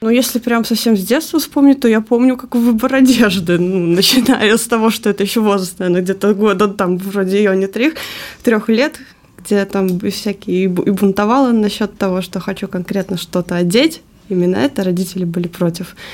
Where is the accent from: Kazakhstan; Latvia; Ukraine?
Latvia; Jelgava, Jelgava Municipality; now in Rēzekne, Latvia; Я сама родом из Елгавы, и, в принципе, когда мы уже не познакомились, я уже на тот момент, он уже говорил, что у него планы в Резакне